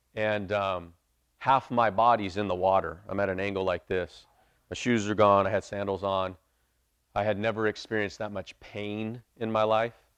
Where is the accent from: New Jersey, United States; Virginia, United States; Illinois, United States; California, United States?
California, United States; Bakersfield; moved away; I'm originally from Bakersfield.